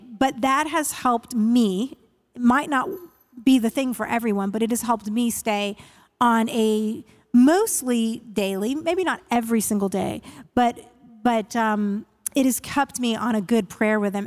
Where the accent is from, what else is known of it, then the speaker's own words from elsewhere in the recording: Northern Virginia, United States; moved away as an adult; now in Nashville, United States; I grew up in the Northern Virginia area right outside of Washington, D C.